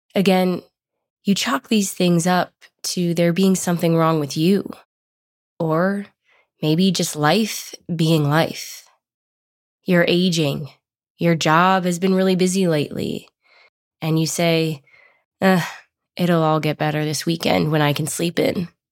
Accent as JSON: {"language": "English", "town": "Boulder", "region": "Colorado", "country": "United States", "tie": "born or raised there", "said": "I grew up in Boulder, which is a hippie town in Colorado"}